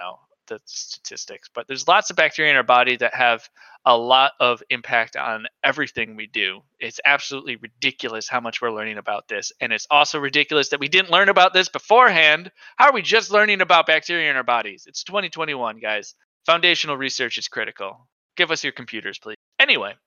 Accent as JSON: {"language": "English", "country": "United States", "said": "I hope he makes fun of me for being an American"}